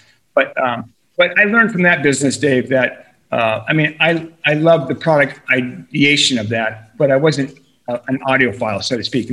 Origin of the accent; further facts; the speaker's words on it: Boulder, Colorado, United States; also born or lived in California; I'm born and raised in Boulder, you know, so I'm a Colorado boy